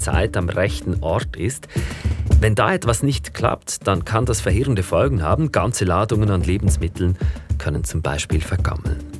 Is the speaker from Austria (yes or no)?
no; Interlaken, Bern, Switzerland; bei mir zu Hause in Interlaken, wo ich aufgewachsen bin